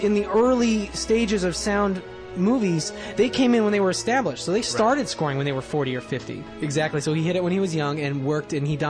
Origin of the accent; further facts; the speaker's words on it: Bellingham, Washington, United States; I was growing up in Bellingham, Washington, so there weren't exactly a lot of filmmakers there.